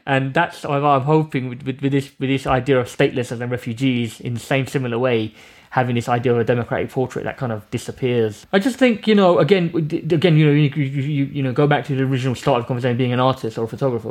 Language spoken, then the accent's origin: English; London, United Kingdom; I grew up around East London